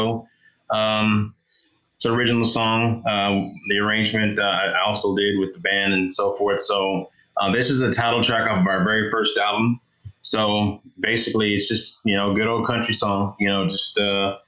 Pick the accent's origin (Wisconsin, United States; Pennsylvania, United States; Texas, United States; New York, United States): Texas, United States; I'm from Texas